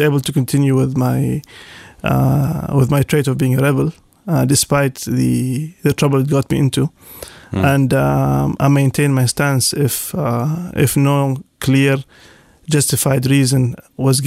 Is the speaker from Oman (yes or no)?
yes; Al Hail North, Muscat, Oman; I come from Al-Hel Shmaliya